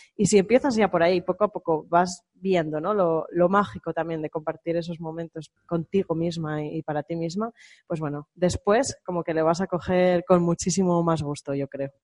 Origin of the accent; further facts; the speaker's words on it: Spain; no somos iguales los españoles